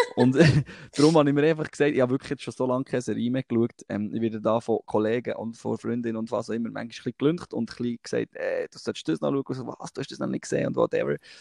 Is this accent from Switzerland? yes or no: yes; Thun, Bern, Switzerland; bei uns in Thun am See